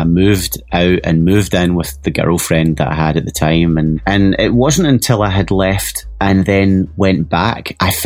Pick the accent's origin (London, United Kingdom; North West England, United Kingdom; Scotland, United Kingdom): Scotland, United Kingdom; Glasgow; moved away as an adult; also born or lived in Los Angeles; now in United States; my hometown of Glasgow